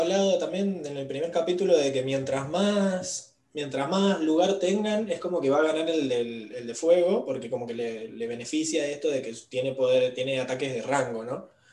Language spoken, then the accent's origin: Spanish; Mendoza, Argentina; somos muy mendocinos